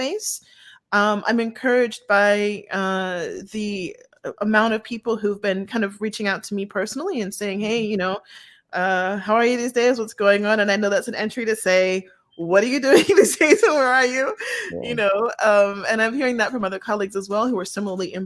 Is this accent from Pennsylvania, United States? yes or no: yes; Pittsburgh, Pennsylvania, United States; I grew up in Pittsburgh, Pennsylvania.